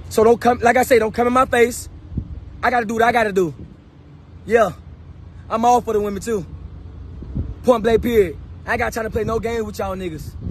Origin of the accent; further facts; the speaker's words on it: Jacksonville, Florida, United States; I'm from Jacksonville, Florida, Duval.